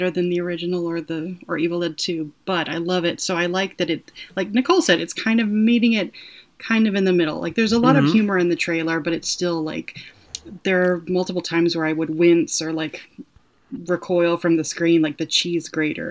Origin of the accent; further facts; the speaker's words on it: the South, United States; accent: drawl; I'm a Southerner.